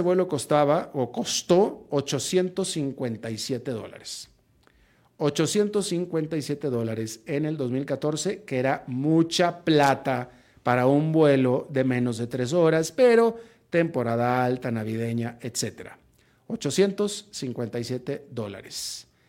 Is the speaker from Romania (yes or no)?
no; Monterrey, Nuevo León, Mexico; moved away; also born or lived in Atlanta, United States; Atlanta era la ciudad donde yo residía en ese momento, Monterrey mi ciudad natal